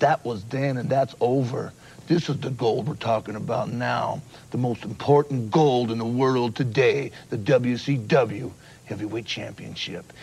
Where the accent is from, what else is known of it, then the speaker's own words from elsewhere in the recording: Los Angeles, California, United States; also born or lived in Colorado; growing up in the Pop Warner rinks in inner city L.A.